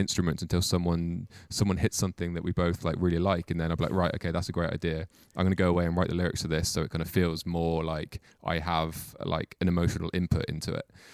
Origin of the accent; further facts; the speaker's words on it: Mid Wales, United Kingdom; now in Cardiff, United Kingdom; I'm from Mid Wales, and I've lived there until I was about fifteen, sixteen. Then I moved to Cardiff